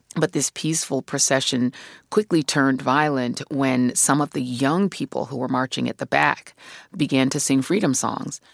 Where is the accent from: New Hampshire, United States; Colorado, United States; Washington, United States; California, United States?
Colorado, United States; Denver; also born or lived in Brooklyn, New York; I was born in Brooklyn, New York, but when I was two years old, my mom, my sister, and I moved to Denver, Colorado